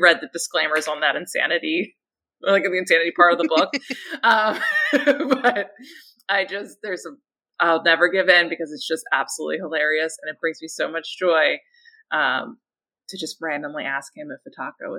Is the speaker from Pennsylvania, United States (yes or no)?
yes; Philadelphia, Pennsylvania, United States; I'm from Philly area